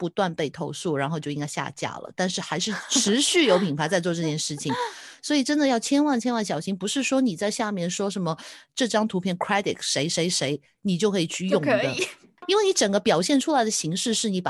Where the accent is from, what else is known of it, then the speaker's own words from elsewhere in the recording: Taiwan; 因为我就是台湾的台湾的社社群小编，我可能不知道